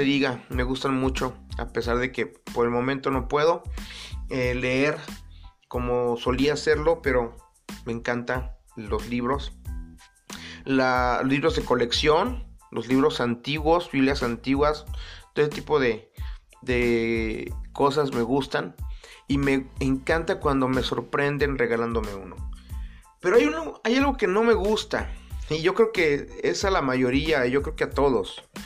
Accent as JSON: {"language": "Spanish", "town": "Acapulco", "region": "Guerrero", "country": "Mexico", "tie": "born or raised there", "said": "nací en Acapulco Guerrero, en una familia yo creo que normalmente disfuncional. Y digo normalmente disfuncional porque no hay familia perfecta. No hay familia normal, entre comillas. Actualmente menos. Pero era buena, era buena esa familia normalmente disfuncional. Eh, ahí crecí"}